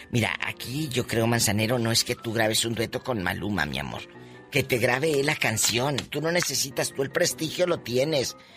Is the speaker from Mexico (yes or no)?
yes; Mexico